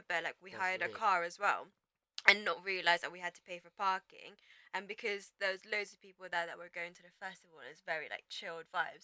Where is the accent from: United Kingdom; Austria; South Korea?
United Kingdom; England; accent: English; I had an English accent